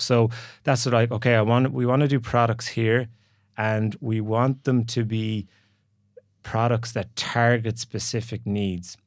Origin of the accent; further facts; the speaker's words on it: Galway, Connacht, Ireland; moved away as an adult; also born or lived in San Francisco / Dublin; I'm from Galway originally